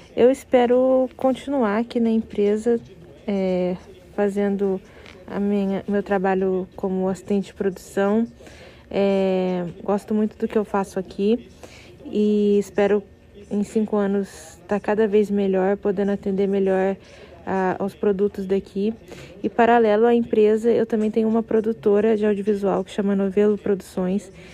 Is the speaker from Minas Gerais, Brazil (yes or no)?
yes; Minas Gerais, Brazil; moved away as an adult; now in São Paulo, Brazil; me mudei de Minas, que é minha cidade, que é meu né, estado natal, e vim para São Paulo estudar